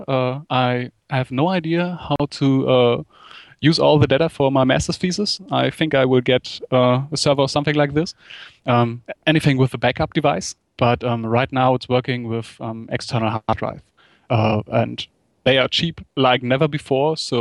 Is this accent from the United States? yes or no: no; Germany; In Germany, you had to do something like a military service